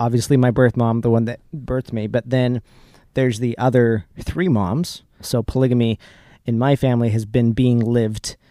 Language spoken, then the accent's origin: English; Salt Lake City, Utah, United States; We grew up in Salt Lake City, or a suburb of Salt Lake City, Utah